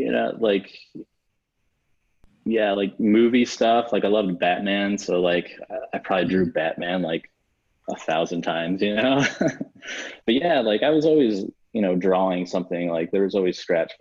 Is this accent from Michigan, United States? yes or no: yes; Detroit, Michigan, United States; moved away as an adult; born and raised in Michigan. So like Southeast Michigan, Metro Detroit area